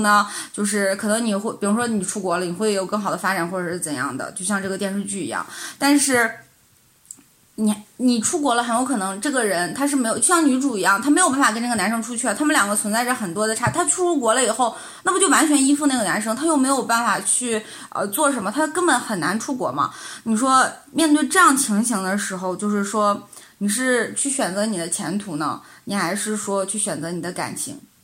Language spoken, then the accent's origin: Chinese; Northeast China, China; moved away; 我是从小在东北嘛